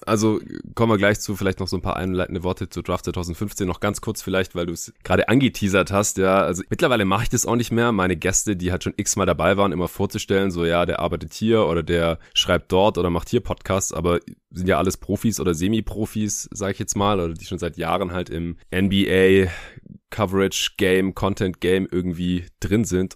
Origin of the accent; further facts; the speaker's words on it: Stuttgart, Baden-Württemberg, Germany; now in Berlin, Germany; in meiner alten Heimat in Stuttgart